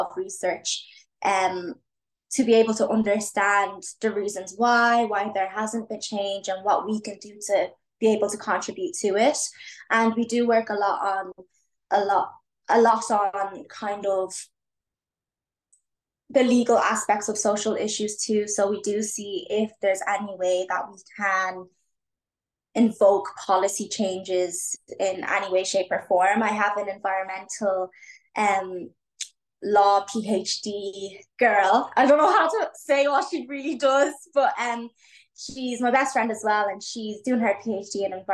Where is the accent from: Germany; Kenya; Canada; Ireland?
Ireland; Leixlip, Leinster; In my hometown, I live in a town called Leixlip. It's a small town.